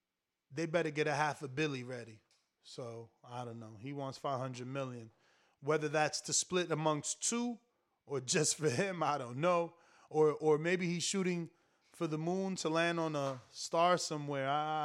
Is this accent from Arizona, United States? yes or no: yes; Arizona, United States; I'm from Arizona, but I got peoples out there.